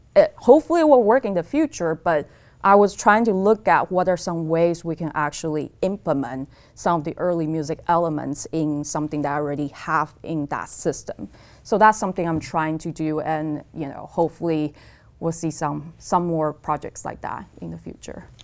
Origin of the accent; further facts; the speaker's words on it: Taipei, Taiwan; moved away as an adult; also born or lived in California / Stony Brook; now in Eugene, United States; I was born in Taipei, Taiwan, and I came to the States, um, to pursue undergrad degree in engineering